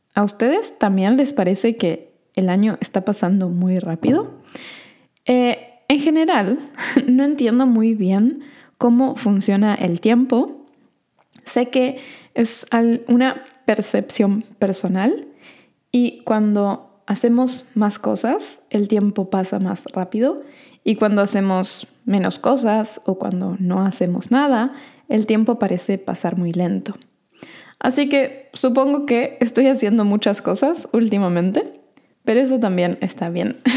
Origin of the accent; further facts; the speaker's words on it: Argentina; yo, por ejemplo, que soy de Argentina, diría que soy sudamericana